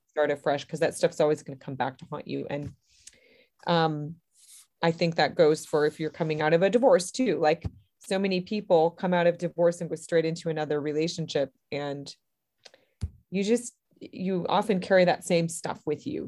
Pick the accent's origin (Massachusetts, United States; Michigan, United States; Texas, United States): Michigan, United States; Berrien Springs; I am from Berrien Springs, Michigan, which is a little town right beside Lake Michigan and right above the Indiana border. So, kind of right across the lake from Chicago. And I was born here and I've lived here most of my life